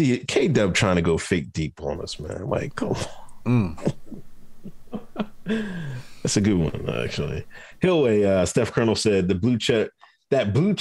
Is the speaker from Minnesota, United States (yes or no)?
no; Exton, Pennsylvania, United States; How can I be the Fed? I told you I'm from Exton, Pennsylvania, man.